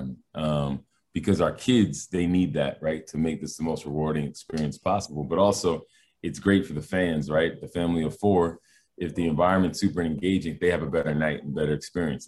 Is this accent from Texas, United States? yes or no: no; Massachusetts, United States; moved away as an adult; now in Albany, United States; I grew up in Massachusetts